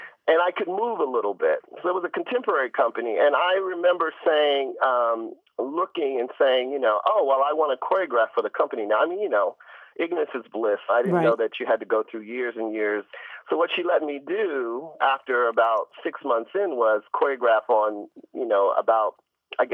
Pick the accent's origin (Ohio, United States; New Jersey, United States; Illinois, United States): Ohio, United States; I'm from Ohio